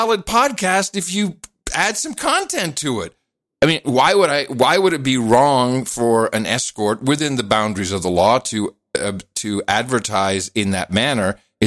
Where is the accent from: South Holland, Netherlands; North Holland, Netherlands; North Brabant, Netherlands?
North Holland, Netherlands; Amsterdam; moved away; I grew up in Amsterdam